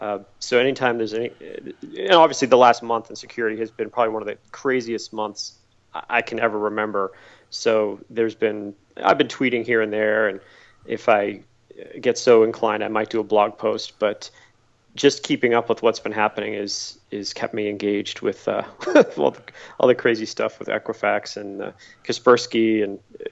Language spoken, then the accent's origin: English; Massachusetts, United States; accent: Boston; Yeah, I was born and raised in Massachusetts. You don't hear it in my accent. I don't really have a Boston accent anymore